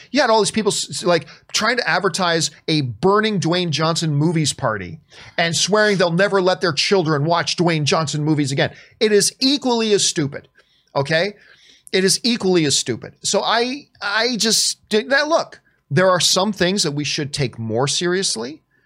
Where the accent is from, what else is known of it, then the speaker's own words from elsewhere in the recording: Canada; I'm Canadian